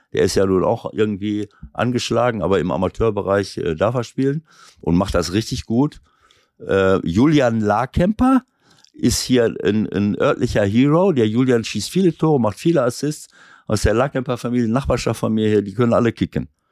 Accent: Schloß Holte-Stukenbrock, North Rhine-Westphalia, Germany; Mein, mein Heimatverein VfB Schussholte, wo ich ja hier Mitglied bin und mich mit den Oldies immer treffe

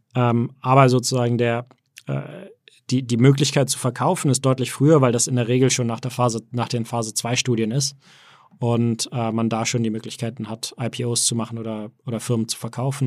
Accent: Hamburg, Germany; moved away; also born or lived in Berlin / United States; geboren in Hamburg, aber äh, auch also, viel auch in Berlin und ähm, viel auch in den USA

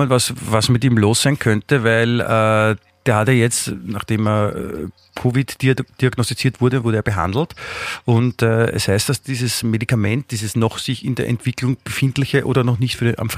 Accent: Vienna, Austria; ich bin ja Wiener, ich bin ja hier aufgewachsen, ich komme ja eh nicht raus aus meiner Haut

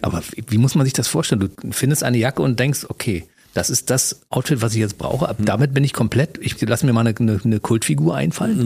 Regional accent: Germany; bin Deutscher

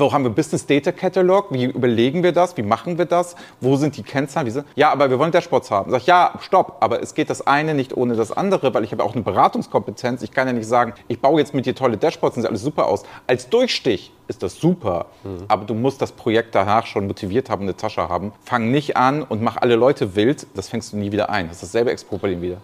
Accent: Hamburg, Germany; Ich bin heute in Hamburg, meiner Heimatstadt

